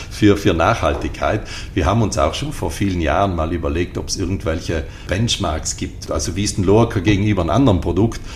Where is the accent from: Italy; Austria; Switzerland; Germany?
Italy; Ritten, Trentino-Alto Adige; ich bin hier am Ritten aufgewachsen